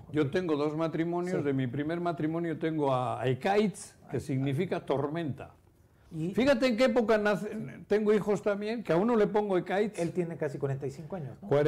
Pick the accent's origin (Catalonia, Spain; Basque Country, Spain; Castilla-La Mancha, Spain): Basque Country, Spain; Lemoa; Mi en, mi pueblo, en Lemoa, hay una fábrica de cemento